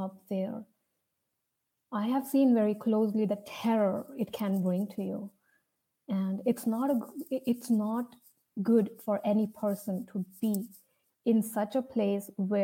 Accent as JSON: {"language": "English", "country": "India", "said": "As you can see from my name and my accent, probably you can see I'm from India."}